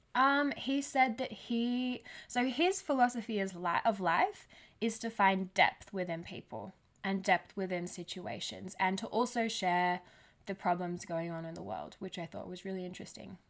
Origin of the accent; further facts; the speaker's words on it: Australia; I'm Australian too